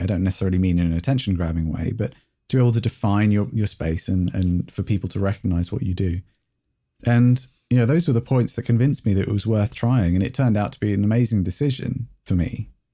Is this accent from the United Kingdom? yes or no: yes; England, United Kingdom; I'm English